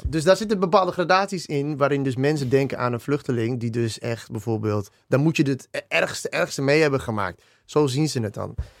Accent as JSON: {"language": "Dutch", "town": "Dedemsvaart", "region": "Overijssel", "country": "Netherlands", "tie": "born or raised there", "also_born_or_lived": "Australia", "said": "wij zijn echt eh, opgegroeid in Dedemsvaart. in, in, ja, dat is in Overijssel"}